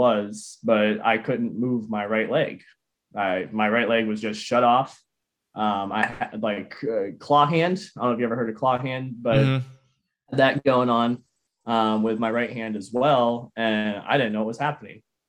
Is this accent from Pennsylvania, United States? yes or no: yes; near Tarentum, Pittsburgh area, Pennsylvania, United States; that was near my hometown. It's kind of out near Tarentum area there.